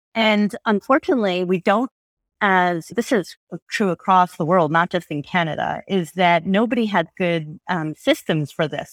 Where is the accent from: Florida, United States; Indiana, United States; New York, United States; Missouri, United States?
New York, United States; suburb of; I grew up in a pretty homogeneous suburb of New York